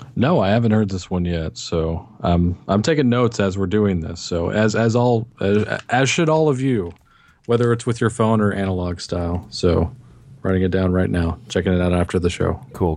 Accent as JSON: {"language": "English", "region": "Texas", "country": "United States", "said": "I'm from Texas"}